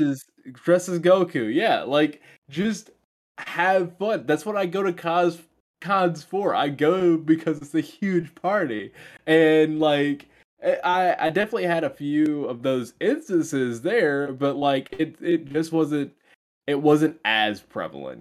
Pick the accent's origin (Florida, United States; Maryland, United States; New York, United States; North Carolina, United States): North Carolina, United States; Greenville; I'm from Greenville